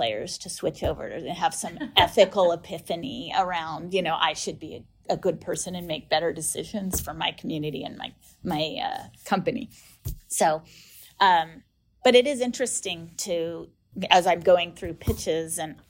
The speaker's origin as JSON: {"language": "English", "country": "United States", "said": "I'm American"}